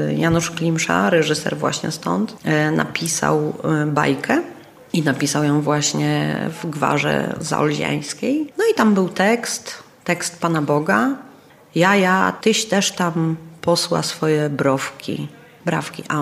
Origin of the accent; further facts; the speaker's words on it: Czechia; accent: Czech; Polish is a second language; sama siebie musiałam tam w pewnych e, e, momentach przedabingować, bo ten mój czesk